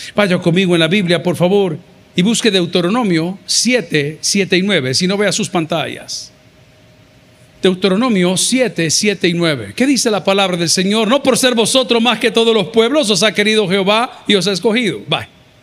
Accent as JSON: {"language": "Spanish", "country": "El Salvador", "said": "Del Salvador"}